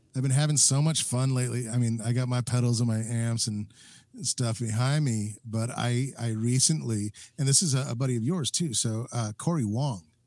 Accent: New Mexico, United States; now in Minneapolis, United States; I'm originally from New Mexico

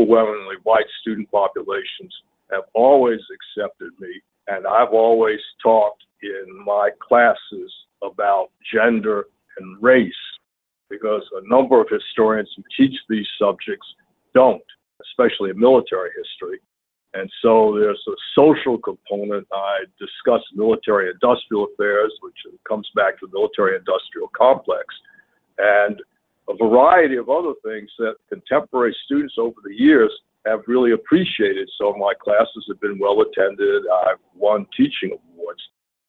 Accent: the South, United States; It just so happens I grew up in the South, in Alabama, Georgia, and North Carolina as a child

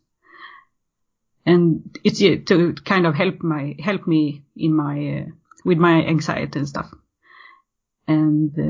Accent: Sweden; I'm born and raised in Sweden

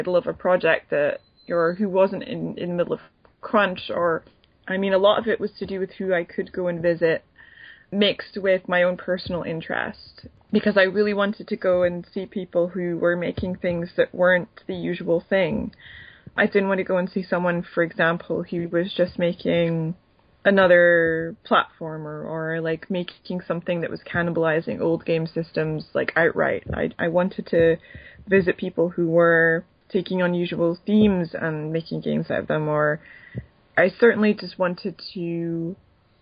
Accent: Edinburgh, Scotland, United Kingdom; moved away; I wanted to go to Edinburgh, my hometown

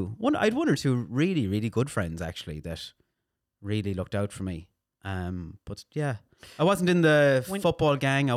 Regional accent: Castlebar, Connacht, Ireland; Mayo, Castlebar.

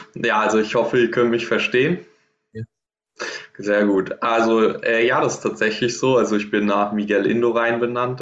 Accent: Trier, Rhineland-Palatinate, Germany; in Trier in meiner Heimat quasi im Verein

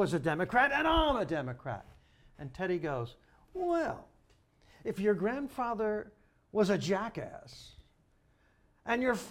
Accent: Long Island, New York, United States; Jackie and I are proud Long Islanders

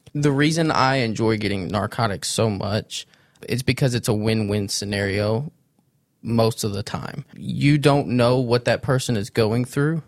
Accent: Sikeston, Missouri, United States; I grew up in Sykeston, Missouri. I was born and raised there

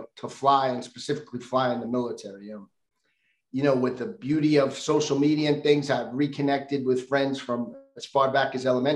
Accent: New York City, New York, United States; moved away; I was born and raised in New York City

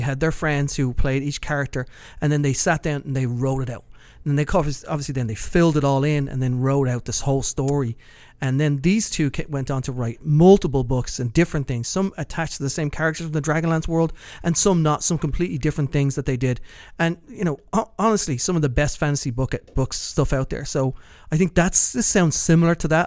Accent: Dublin, Leinster, Ireland; moved away; close to where I grew up in Kilbarrack

